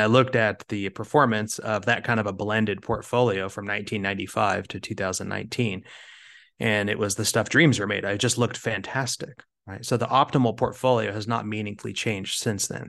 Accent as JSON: {"language": "English", "region": "Kansas", "country": "United States", "tie": "born or raised there", "moved": "as an adult", "lives_now": "Arizona, United States", "said": "I grew up in Kansas, uh, and I moved out to sunny Arizona."}